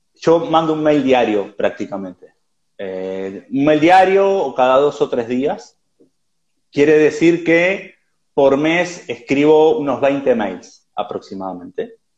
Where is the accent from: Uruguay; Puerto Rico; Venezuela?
Uruguay; now in Barcelona, Spain; ahora vivo en Barcelona, soy uruguayo, he vivido en varios países